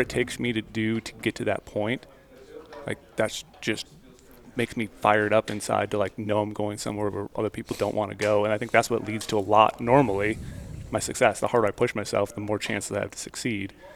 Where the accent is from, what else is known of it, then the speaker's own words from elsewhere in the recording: Midwest, United States; moved away; I grew up in the Midwest.